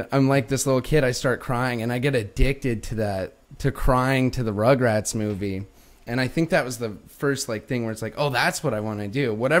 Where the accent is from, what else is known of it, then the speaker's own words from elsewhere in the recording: Pueblo, Colorado, United States; now in Los Angeles, United States; Yeah. Okay. Yeah. Southeast Colorado. I think people, when they hear Colorado, they think Aspen, think Kansas. It looks a lot more like Kansas. Small town.